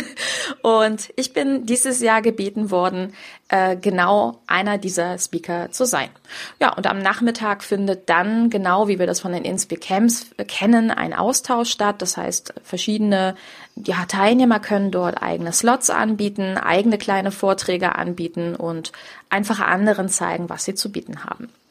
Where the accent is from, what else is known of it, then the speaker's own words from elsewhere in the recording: Grevenbroich, North Rhine-Westphalia, Germany; moved away; ich komme aus Grevenbruch, aus diesem Ursprungsort